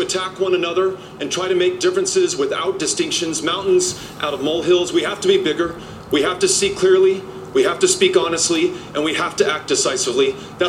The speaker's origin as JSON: {"language": "English", "town": "El Paso", "region": "Texas", "country": "United States", "tie": "born or raised there", "said": "my hometown of El Paso, Texas"}